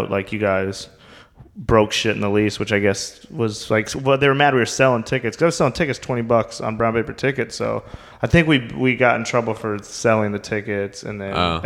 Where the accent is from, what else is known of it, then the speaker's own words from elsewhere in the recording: Wyoming, United States; also born or lived in Phoenix, Arizona / Las Vegas, Nevada; now in Los Angeles, United States; I'm from Wyoming